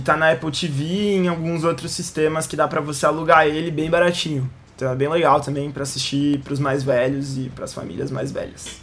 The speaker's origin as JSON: {"language": "Portuguese", "country": "Brazil", "said": "Porque a gente é brasileiro"}